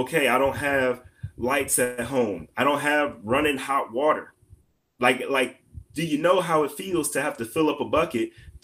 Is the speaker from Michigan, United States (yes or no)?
yes; Detroit, Michigan, United States; moved away as an adult; now in Missouri, United States; I grew up in Detroit